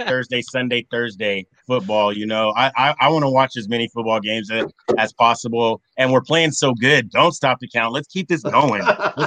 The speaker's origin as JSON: {"language": "English", "country": "United States", "said": "I'm an American."}